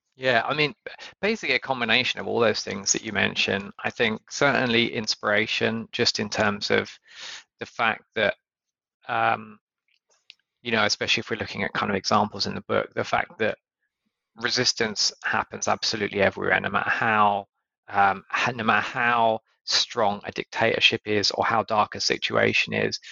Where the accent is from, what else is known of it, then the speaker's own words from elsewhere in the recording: United Kingdom; in the UK